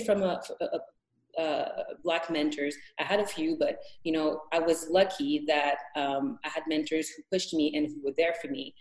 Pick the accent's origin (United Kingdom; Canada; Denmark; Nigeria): Canada; Montreal, Quebec; moved away as an adult; also born or lived in Edmonton, Canada; now in Thunder Bay, Canada; I grew up in Montreal